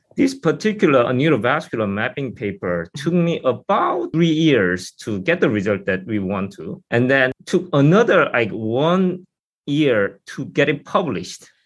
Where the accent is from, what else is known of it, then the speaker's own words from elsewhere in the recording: South Korea; moved away as an adult; now in United States; I'm from South Korea originally, and I went to Seoul University